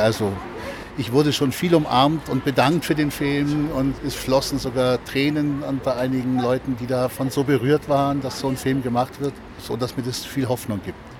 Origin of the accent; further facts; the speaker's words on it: Oberstdorf, Bavaria, Germany; in meinem Heimatort Oberstdorf